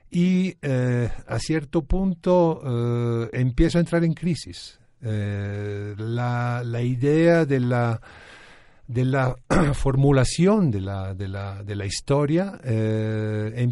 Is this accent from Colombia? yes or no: no; Florence, Tuscany, Italy; moved away; Nací en Florencia, Italia.